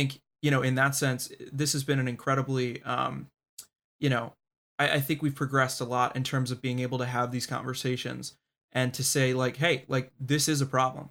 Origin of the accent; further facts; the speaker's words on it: Baltimore, Maryland, United States; moved away; also born or lived in Washington, D.C.; I was born in Baltimore. I lived in DC for 4 years